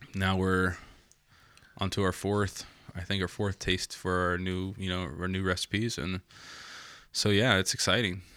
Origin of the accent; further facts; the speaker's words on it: Logansport, Indiana, United States; also born or lived in San Antonio, Texas; I came from Logan Sport